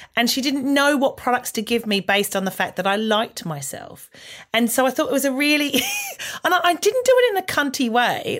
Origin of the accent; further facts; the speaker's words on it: Australia; moved away as an adult; now in United Kingdom; growing up in Australia